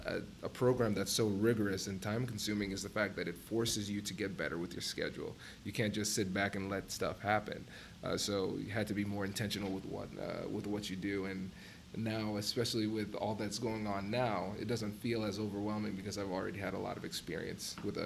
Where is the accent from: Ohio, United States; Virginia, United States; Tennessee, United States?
Ohio, United States; Tiffin; But so went through growing up in Tiffin, then came to OSU. I chose Ohio State because I wanted to get a school that had a population that was bigger than Tiffin